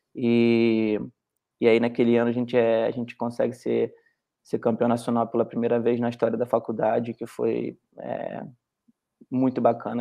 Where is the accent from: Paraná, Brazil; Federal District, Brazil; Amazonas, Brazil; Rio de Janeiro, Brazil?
Rio de Janeiro, Brazil; Petrópolis; moved away as an adult; now in United States; o Gustavo é da mesma, mesma cidade que eu sou, de Petrópolis